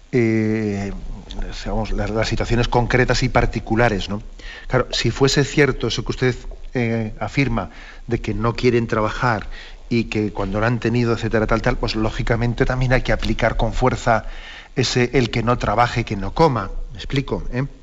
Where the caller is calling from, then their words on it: Madrid, Community of Madrid, Spain; de Madrid.